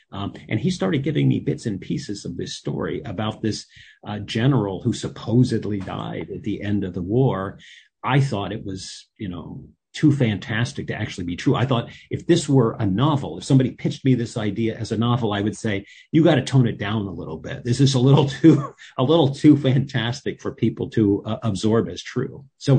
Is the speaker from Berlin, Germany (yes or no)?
no; Heidelberg, Baden-Württemberg, Germany; born there; I also happened to have been born in Germany. I was born in Heidelberg